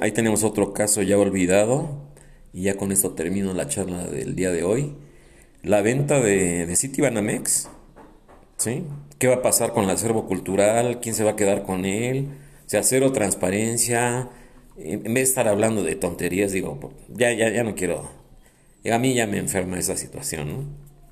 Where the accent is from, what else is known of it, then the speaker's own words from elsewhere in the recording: Mexico; A mí me importa mi país, yo amo mi país